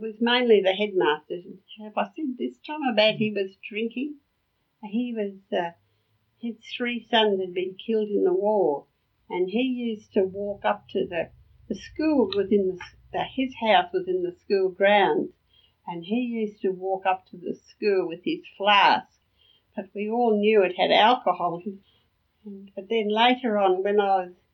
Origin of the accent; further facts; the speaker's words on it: Brisbane, Queensland, Australia; growing up in that house at Yeronga